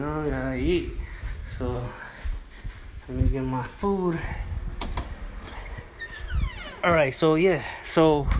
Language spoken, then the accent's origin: English; California, United States; So Unleashed Resilience was a composition that I wrote back when I came from Cali. So I already came from Cali.